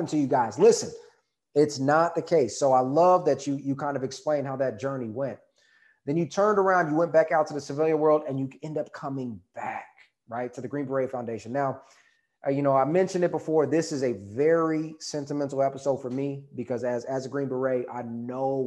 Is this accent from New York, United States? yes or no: no; Texas, United States; I'm from Texas.